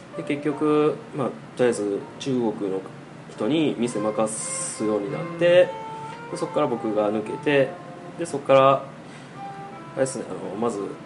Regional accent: Awaji Island, Hyogo, Japan; moved away as an adult; also born or lived in Osaka / Fujian, China; 地元が淡路島の漁師とか

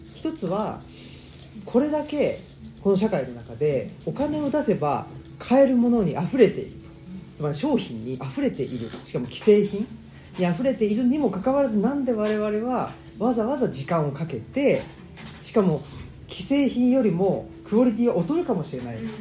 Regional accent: Urawa, Saitama, Japan; moved away as an adult; also born or lived in Kansai; now in Higashiyoshino, Japan; 埼玉県浦和市というところで生まれ育ちまして

